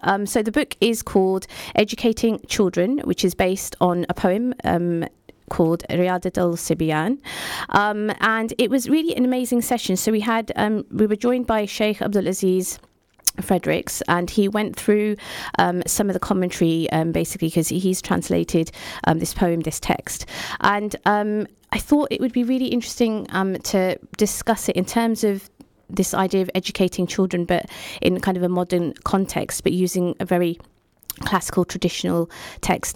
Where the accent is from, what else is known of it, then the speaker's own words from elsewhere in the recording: United Kingdom; we're immigrants living in this country, um, who obviously we're, we're British